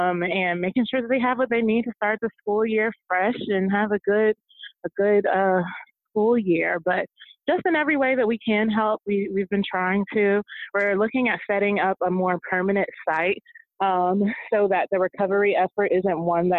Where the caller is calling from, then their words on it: Houston, Texas, United States; I'm in Houston right now, actually